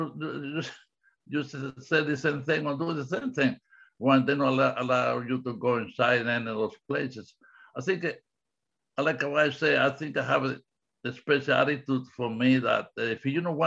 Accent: Cuba; English is a second language; moved away; In the 50s, I grew up in Cuba.

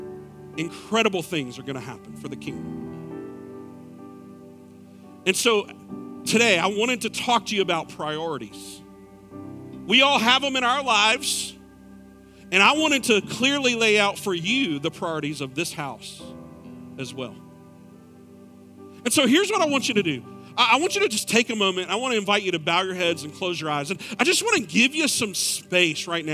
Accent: Clover, United States; moved away; my hometown of Clover

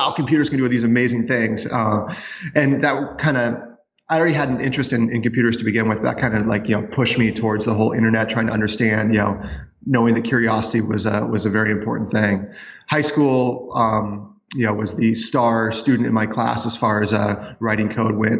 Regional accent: Hamilton, Montana, United States; also born or lived in Whitefish, Montana / Missoula, Montana; Born in Whitefish, grew up in Hamilton, went to school in Missoula

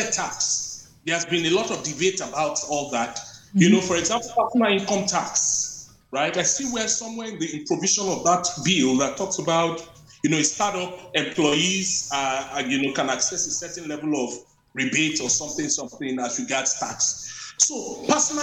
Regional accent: Nigeria; growing up in Nigeria

